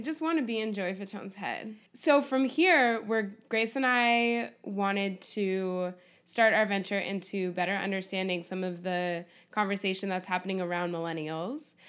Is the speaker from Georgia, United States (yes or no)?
no; Berkeley, California, United States; I grew up mostly in Berkeley